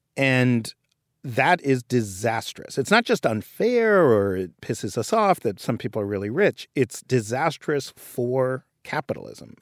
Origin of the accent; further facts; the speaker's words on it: New York, United States; I grew up in Greenwich Village and I, in New York